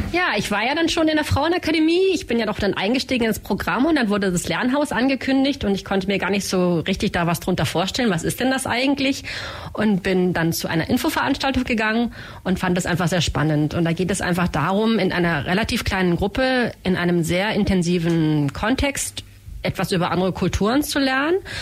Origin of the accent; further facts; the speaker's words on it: Berlin, Germany; now in Ulm, Germany; Ich bin zwar in Berlin geboren